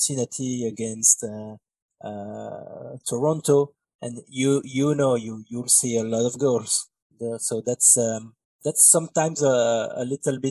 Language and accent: English; Belgium; English is a second language; I'm from Belgium, in Europe.